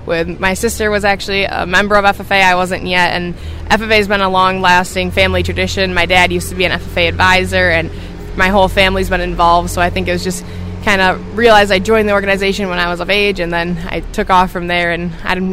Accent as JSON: {"language": "English", "town": "Mondovi", "region": "Wisconsin", "country": "United States", "tie": "born or raised there", "said": "Yeah, I grew up in Mondovi, Wisconsin. … I grew up on my family's beef farm"}